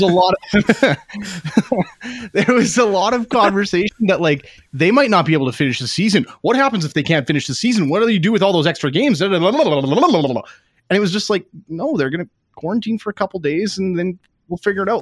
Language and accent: English; Canada; I am a Canadian